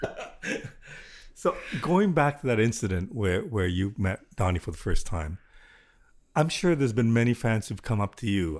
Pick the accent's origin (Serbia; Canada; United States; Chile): Canada; Toronto, Ontario; I grew up in Willowdale